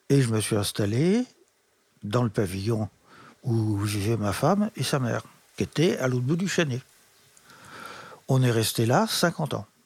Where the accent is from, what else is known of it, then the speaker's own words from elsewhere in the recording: Chaville, Île-de-France, France; also born or lived in Versailles / Meudon; Alors, je suis né à Versailles en 38. Mes parents habitaient un petit appartement à Meudon, au-dessus de la gare de Meudon-Valfleury, pendant deux ans. Mon père a fait construire juste avant la guerre un pavillon en meulière à Chaville.